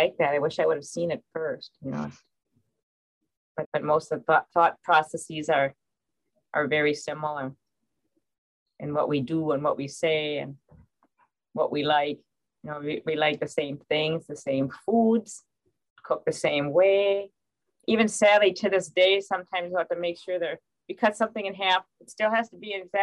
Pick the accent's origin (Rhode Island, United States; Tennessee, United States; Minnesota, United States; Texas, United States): Minnesota, United States; Winona; But we grew up in Winona.